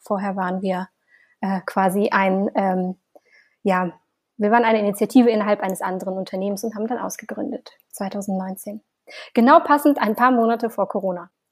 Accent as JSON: {"language": "German", "region": "Siberia", "country": "Russia", "tie": "born or raised there", "moved": "yes", "said": "ich bin ähm, in Sibirien aufgewachsen"}